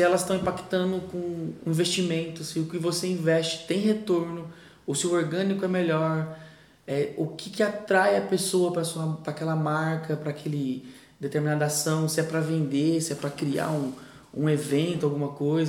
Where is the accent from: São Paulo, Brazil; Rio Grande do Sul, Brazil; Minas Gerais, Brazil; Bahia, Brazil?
São Paulo, Brazil; Novo Horizonte; also born or lived in São José do Rio Preto; vou para Novo Horizonte para economizar, voltei a morar com minha mãe